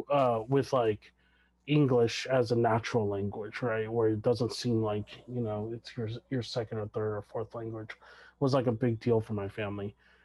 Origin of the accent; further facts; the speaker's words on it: California, United States; I was born in California, I grew up in California, I went to all of my schooling in California, I was an English lit major in undergrad